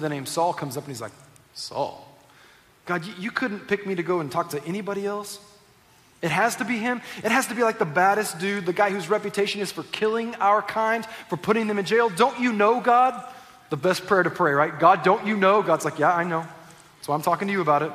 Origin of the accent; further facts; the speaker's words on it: Southern California, United States; also born or lived in Northwest Arkansas; I was born in Northwest Arkansas. I grew up here in Southern California